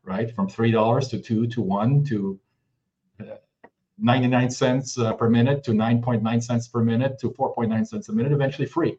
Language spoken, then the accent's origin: English; France; moved away as an adult; also born or lived in Los Angeles, United States; I was born and raised in France. So I'm at least half French.